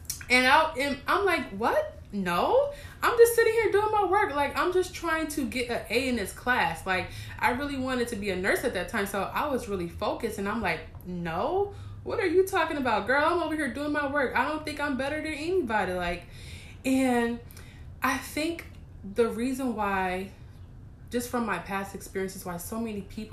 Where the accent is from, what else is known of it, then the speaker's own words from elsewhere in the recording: East Coast, United States; moved away; I was raised in the East Coast